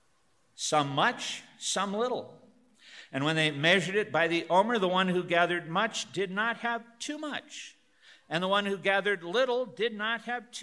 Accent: Northern Illinois, United States; moved away; I'm from Northern Illinois. In the upper Midwest, guys is the generic word for a group of people. My mother and her girlfriends talked to each other and called each other guys

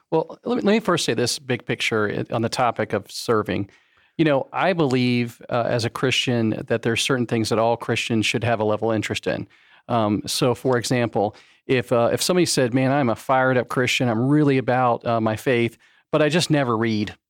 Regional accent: Florida, United States; also born or lived in Fort Lauderdale, Florida / West Palm Beach, Florida; I was born in Florida, in Fort Lauderdale, and then I went to high school in West Palm Beach, and then Central Florida since about nineteen ninety-one

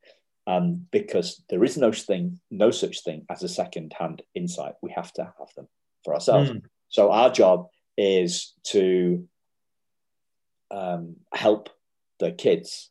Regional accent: United Kingdom; we're middle class and we're British

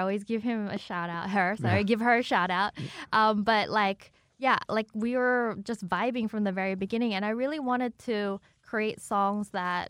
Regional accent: Sydney, New South Wales, Australia; moved away as an adult; also born or lived in China / Melbourne; now in Los Angeles, United States; I grew up in Sydney.

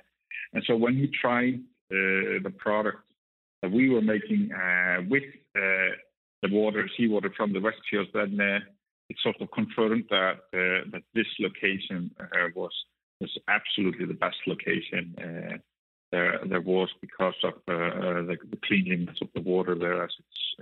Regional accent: Iceland; moved away as an adult; also born or lived in Copenhagen, Denmark; I'm originally from Iceland, but lived in Denmark for over 10 years in Copenhagen.

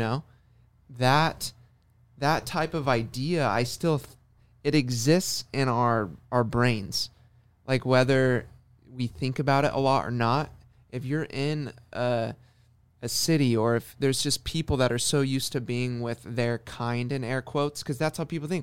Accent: Orange County, California, United States; being born and raised in Orange County

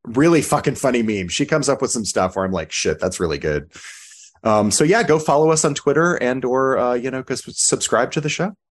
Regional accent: United States; as an American

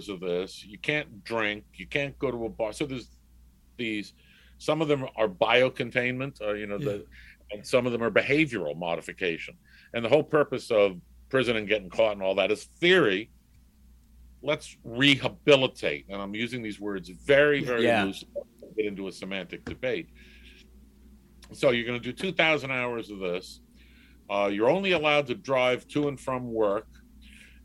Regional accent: New York City, New York, United States; growing up in New York gives you the opportunity also, you get the, well, you could go around the city on your own at 10 years old

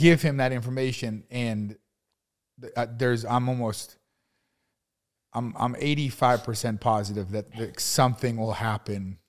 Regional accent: New England, United States; moved away; I'm from New England.

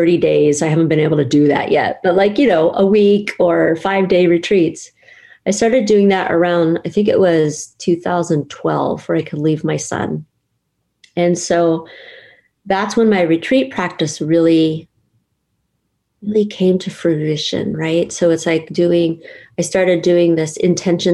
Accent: San Jose, California, United States; also born or lived in Monterey; I'm from San Jose, then I moved to Monterey

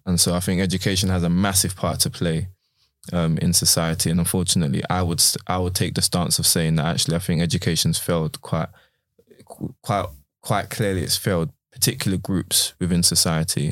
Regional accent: London, United Kingdom; I went to a school in, in, in Bermondsey, South London

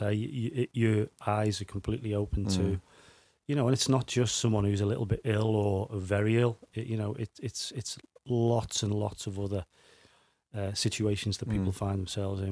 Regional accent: Liverpool, North West England, United Kingdom; also born or lived in Dingle, Liverpool; I was brought up in Woolton, but spent a lot of my time as a kid in the Dingle because that's where my grandparents lived

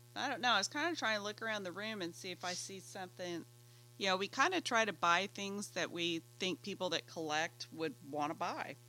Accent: Oklahoma, United States; I'm from Oklahoma

